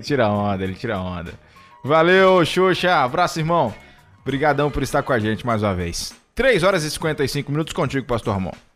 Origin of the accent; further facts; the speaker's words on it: Itarantim, Bahia, Brazil; also born or lived in Vitória da Conquista; eu sou de Itarantim, na Bahia, né? Fui criado lá. Nasci em Vitória da Conquista, mas fui criado em Itarantim.